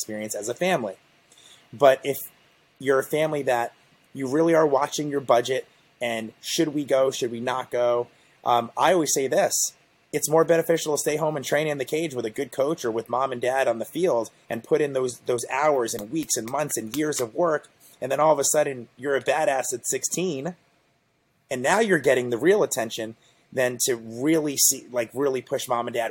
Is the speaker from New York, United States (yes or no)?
no; Asbury Park, New Jersey, United States; I am from Monmouth County, proudly from down the Jersey Shore, Asbury Park, New Jersey